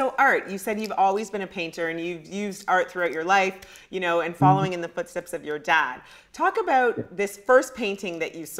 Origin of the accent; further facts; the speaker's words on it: Ghana; I'm Ghanaian.